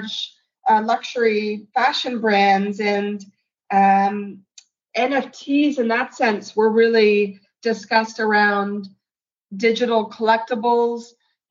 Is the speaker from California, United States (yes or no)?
no; New York City, New York, United States; As a New Yorker